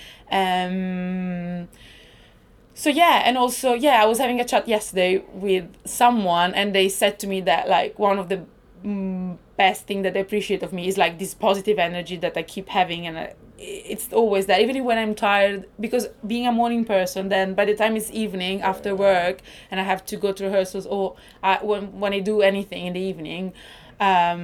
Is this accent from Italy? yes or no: yes; northern Italy, Italy; English is a second language; moved away; I'm Italian because I'm Italian. I'm from Northern Italy